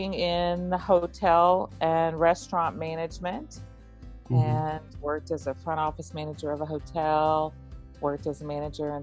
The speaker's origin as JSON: {"language": "English", "region": "Texas", "country": "United States", "tie": "born or raised there", "said": "I grew up in Texas in the United States."}